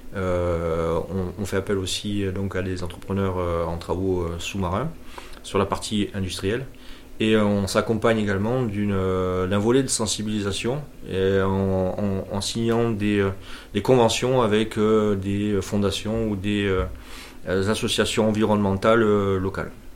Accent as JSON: {"language": "French", "town": "Marseille", "region": "Provence-Alpes-Côte d'Azur", "country": "France", "tie": "born or raised there", "said": "Je suis né à Marseille, j'ai grandi"}